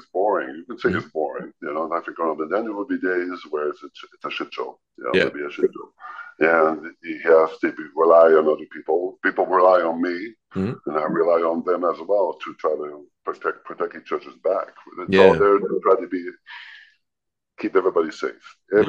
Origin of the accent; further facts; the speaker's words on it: Georgetown, Ontario, Canada; born there; I was born in Ontario.